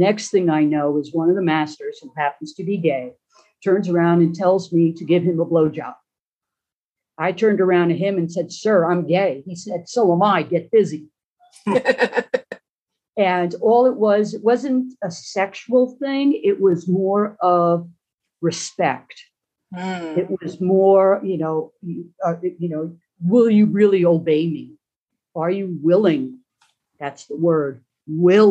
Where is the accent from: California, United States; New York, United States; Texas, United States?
New York, United States; Long Island; I grew up on Long Island in New York City